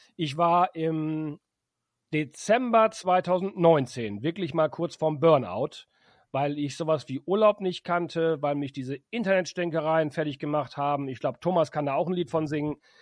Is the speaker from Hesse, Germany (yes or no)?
no; Emden, Lower Saxony, Germany; in meiner Heimatstadt in Emden